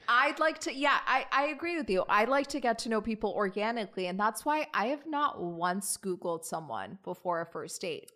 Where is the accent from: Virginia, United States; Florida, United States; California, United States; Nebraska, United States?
Virginia, United States; now in New York, United States; I'm from Virginia.